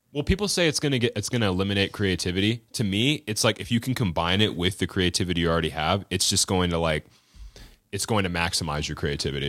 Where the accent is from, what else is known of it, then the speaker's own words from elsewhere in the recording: Florida, United States; also born or lived in Western Washington; now in Washington, United States; I was raised in Florida.